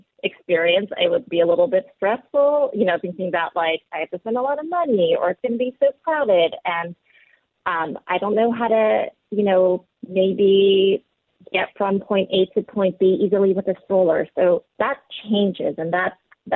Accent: East Coast, United States; moved away as an adult; also born or lived in Korea; now in Seattle, United States; I was born in Korea, grew up on the East Coast and then came out to Seattle about 20 years ago

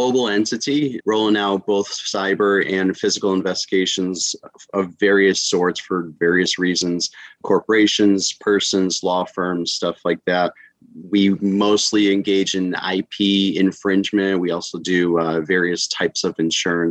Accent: Chicago, Illinois, United States; moved away as an adult; now in Florida, United States; I was born and raised in Chicago. Here, I'm now in Florida.

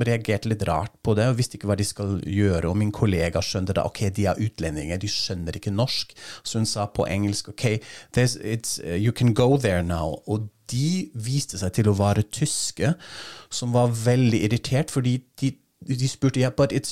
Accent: Germany; Fordi jeg er tysker og køer og denne misforståelsen

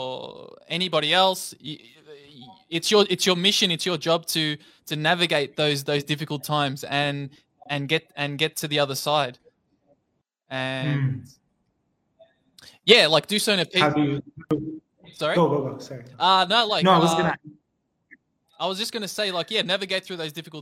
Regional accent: Melbourne, Victoria, Australia; I'm from Melbourne, Australia

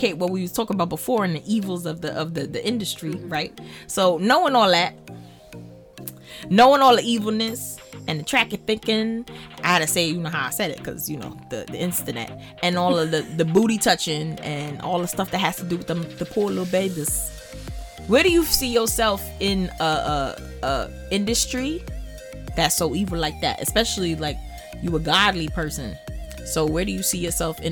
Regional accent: Virginia, United States; I'm from Virginia

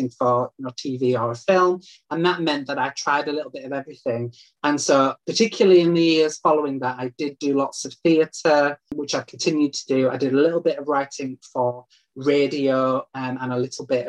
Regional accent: Leeds, Yorkshire and the Humber, United Kingdom; moved away as an adult; now in Manchester, United Kingdom; my hometown of Leeds

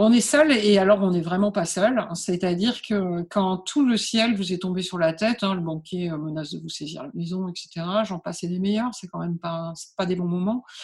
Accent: Calais, Hauts-de-France, France; je suis née à Calais, en fait, hein, donc euh, sur les bords euh, de la mer du Nord

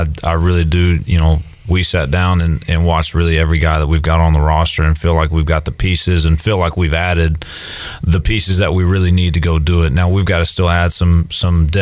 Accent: San Angelo, Texas, United States; I grew up in San Angelo, Texas

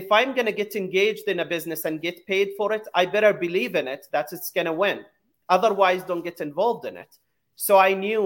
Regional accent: Jerusalem, Palestine; moved away as an adult; also born or lived in San Francisco, United States; now in United States; I was born in Jerusalem, and at 7 years old, I had a dream to come to the U.S. to follow the American dream

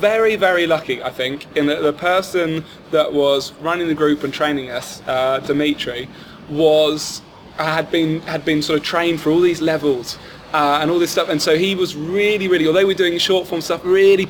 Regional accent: St Albans, East of England, United Kingdom; moved away as an adult; now in London, United Kingdom; I was one of the first to move to London because I'm from St. Albans, which is very close

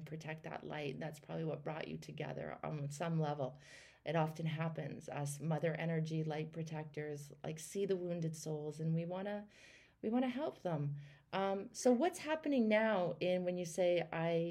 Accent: Canada; I'm from Canada

